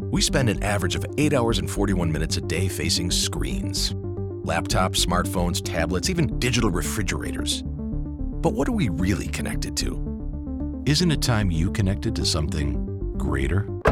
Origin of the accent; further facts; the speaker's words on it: Spokane, Washington, United States; growing up in Spokane, we had studded snow tires